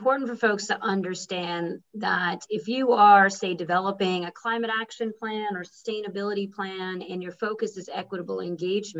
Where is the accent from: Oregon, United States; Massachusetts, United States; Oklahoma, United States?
Massachusetts, United States; Boston; I'm from Boston